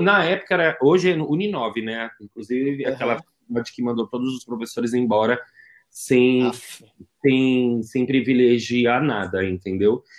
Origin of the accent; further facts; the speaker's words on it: São Paulo, Brazil; eu fui criado na Zona Leste